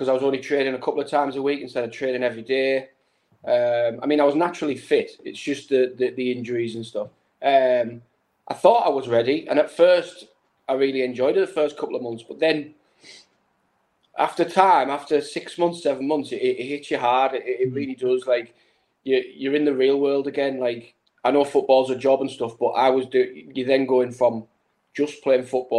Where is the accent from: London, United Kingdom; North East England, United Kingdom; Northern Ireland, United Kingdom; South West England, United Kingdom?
North East England, United Kingdom; Stockton-on-Tees; also born or lived in Iceland; it was my hometown club